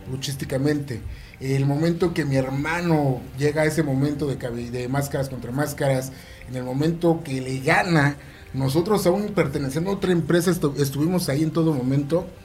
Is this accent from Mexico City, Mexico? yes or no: yes; Mexico City, Mexico; todos somos de allá de la Ciudad de México.